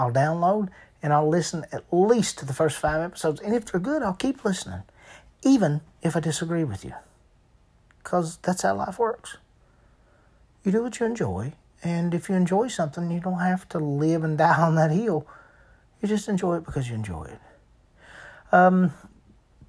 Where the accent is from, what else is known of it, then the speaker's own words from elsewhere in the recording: Eastern Kentucky, United States; I'm from Eastern Kentucky